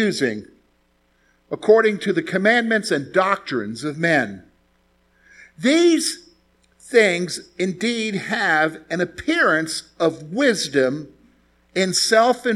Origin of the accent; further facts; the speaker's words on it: South Carolina, United States; I'm from the South. I'm from South Carolina, and my dad's from Eastern North Carolina